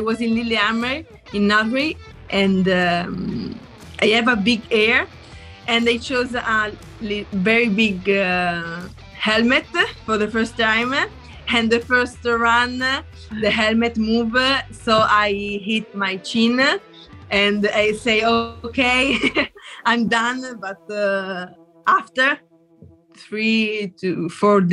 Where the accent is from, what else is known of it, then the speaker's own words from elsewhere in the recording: Italy; from Italy